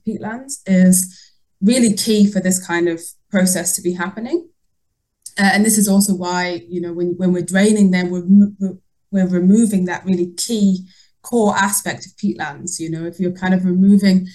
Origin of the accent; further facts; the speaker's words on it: Yorkshire and the Humber, United Kingdom; also born or lived in Netherlands / New Zealand; now in Denmark; I grew up in North Yorkshire, so by the Yorkshire Moors